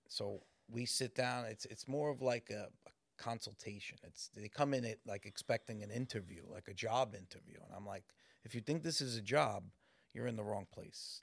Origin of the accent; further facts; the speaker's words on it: New York City, New York, United States; I grew up in Morris Park